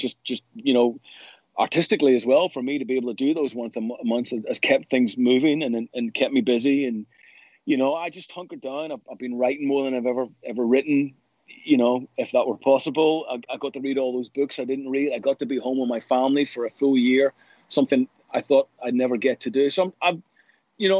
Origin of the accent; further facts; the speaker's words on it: Belfast, Northern Ireland, United Kingdom; growing up in Northern Ireland